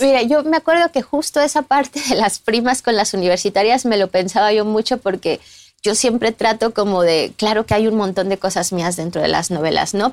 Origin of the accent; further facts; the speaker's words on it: Mexico City, Mexico; moved away as an adult; now in Barcelona, Spain; yo soy mexicana